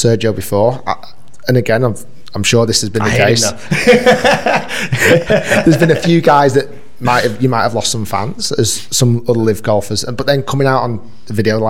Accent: Manchester, North West England, United Kingdom; first language English; moved away; I was born in Manchester

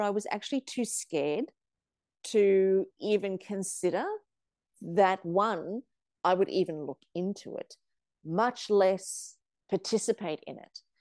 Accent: Australia; also born or lived in South Africa; when I was seven years old, we came from South Africa to Australia

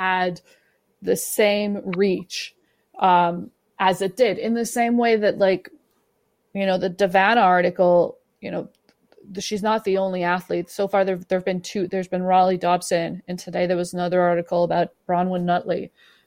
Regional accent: Canada; I'm a Canadian

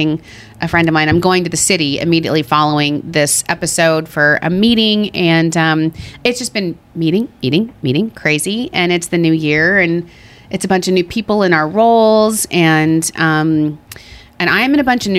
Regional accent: Long Island, New York, United States; We're from Long Island, so we say, how you doing?

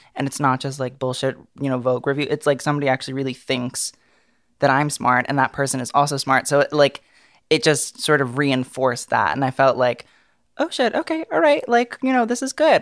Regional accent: New York City, New York, United States; that's where I'm from

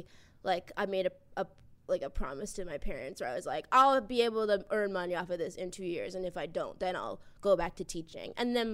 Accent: Boston, Massachusetts, United States; I'm from Boston.

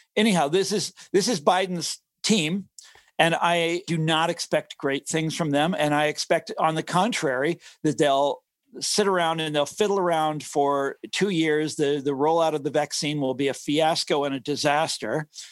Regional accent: Johnson County, Kansas, United States; I grew up in Johnson County, Kansas. This is the affluent suburbs of Kansas City, Missouri

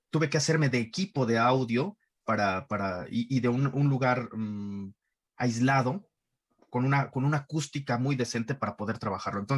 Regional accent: Iztapalapa, Mexico City, Mexico; Yo crecí en Iztapalapa, un barrio muy, muy rudo, un barrio muy rasposo, un barrio muy rasposo.

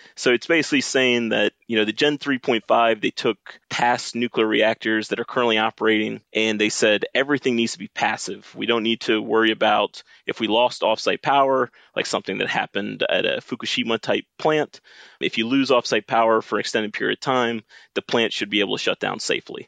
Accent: Richmond, Virginia, United States; I'm from Richmond, Virginia. I grew up a son of a nuclear engineer

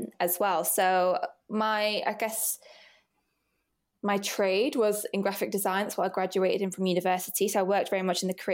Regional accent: Rochdale, North West England, United Kingdom; moved away as an adult; also born or lived in Oldham; now in London, United Kingdom; I was born in Oldham, but yeah, I grew up in Rochdale

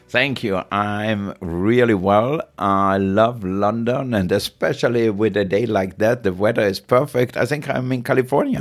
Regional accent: Austria; moved away; I grew up in Austria, really poor.

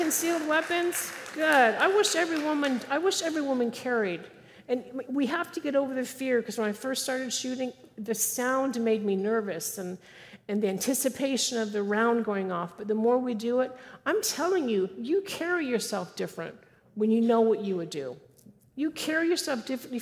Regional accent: California, United States; moved away; I was raised in California. Don't hold it against me. I don't live there anymore.

